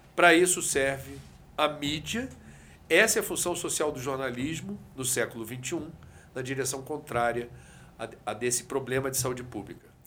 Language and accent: Portuguese; Rio de Janeiro, Brazil; Eu venho do Rio de Janeiro que já teve oito fábricas de sardinha em torno da Baía de Guanabara